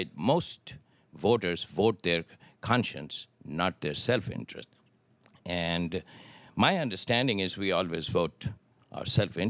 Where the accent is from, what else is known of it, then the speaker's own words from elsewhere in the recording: India; moved away; we were born and brought up in India